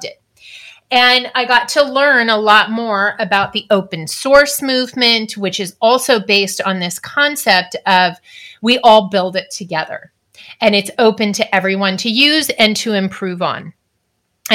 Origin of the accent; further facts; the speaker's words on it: California, United States; I was also born and raised in California.